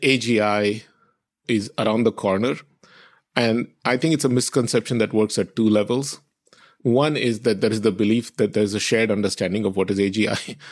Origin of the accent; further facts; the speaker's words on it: Maharashtra, India; moved away; My family is ethnically Tamil. grew up in Maharashtra, where a lot of my immediate friends spoke Marathi.